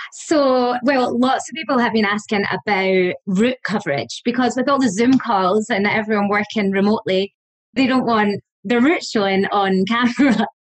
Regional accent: Scotland, United Kingdom; moved away as an adult; also born or lived in Australia / Dublin, Ireland; now in Ireland; I'm from Scotland.

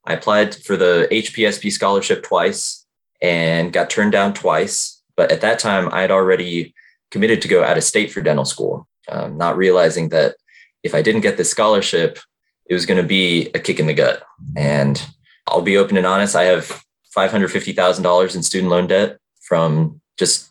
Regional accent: Georgia, United States; moved away; also born or lived in Richmond, Virginia; I'm from Georgia originally, went to University of Georgia

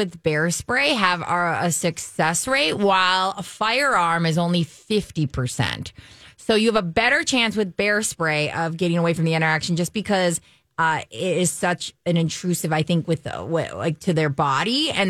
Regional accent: Pennsylvania, United States; I'm from Pennsylvania. Trees.

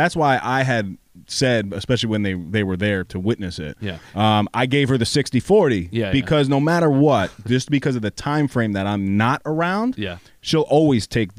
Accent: Mount Vernon, New York, United States; So Mount Vernon, New York, I grew up there.

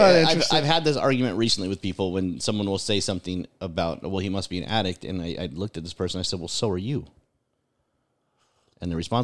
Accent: California, United States; moved away; Because I'm from California.

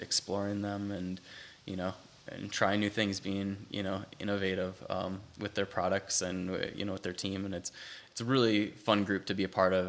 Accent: Wisconsin, United States; moved away; I grew up doing it in Wisconsin

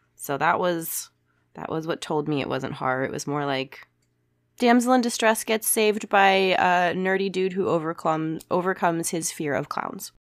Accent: United States; as an American

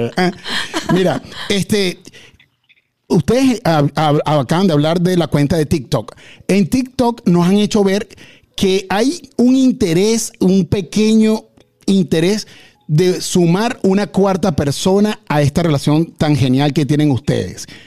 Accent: Venezuela; yo soy venezolano o somos venezolanos

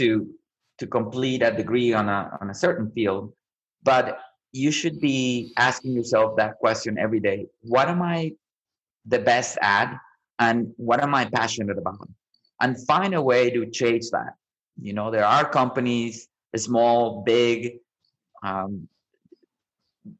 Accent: Colombia; also born or lived in Omaha, Nebraska; now in Austin, United States; I grew up in Colombia, right, where food is really important

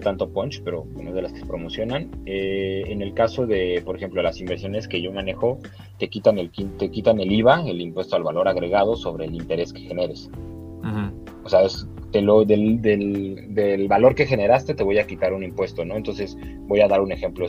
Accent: Mexico; acá en México

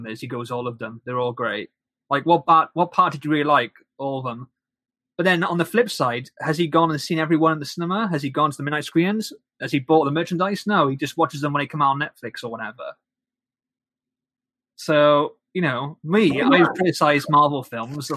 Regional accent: Wales, United Kingdom; I'm British and I'm Welsh.

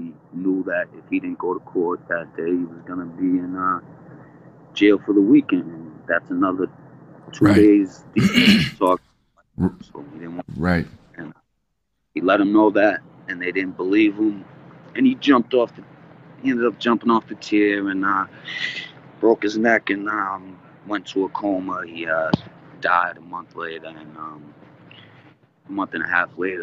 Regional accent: Massachusetts, United States; also born or lived in Philadelphia, Pennsylvania; I'm raised in Massachusetts

